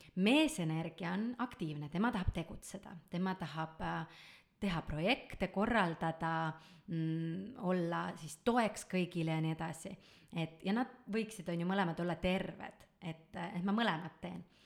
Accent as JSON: {"language": "Estonian", "town": "Tallinn", "region": "Harju County", "country": "Estonia", "tie": "born or raised there", "said": "olen ma Tallinnas sündinud, Tallinnas kasvanud"}